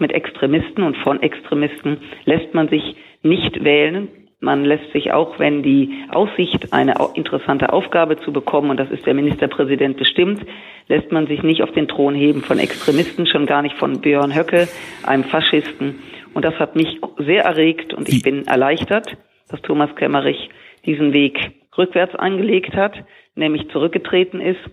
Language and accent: German; Rhineland, Germany; als Rheinländerin, ich feiere gern Karneval